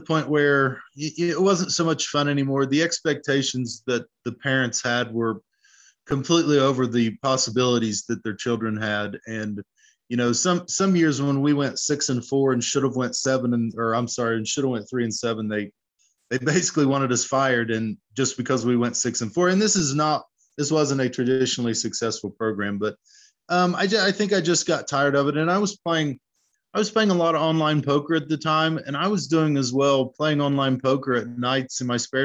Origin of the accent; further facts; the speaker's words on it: Wheelersburg, Ohio, United States; I grew up in Wheelersburg, Ohio, which is right on the southern border of Ohio and Kentucky, right on the Ohio River